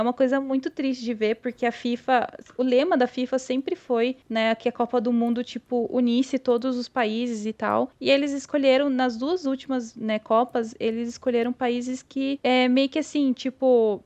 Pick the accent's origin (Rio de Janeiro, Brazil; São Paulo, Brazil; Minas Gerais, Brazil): São Paulo, Brazil; Itapetininga; also born or lived in Santos; eu tava de volta pra Itapetininga, pro interior